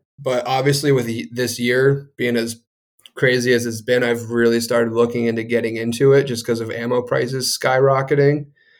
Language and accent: English; New Hampshire, United States; You know, I grew up in New Hampshire. We were growing up in the woods.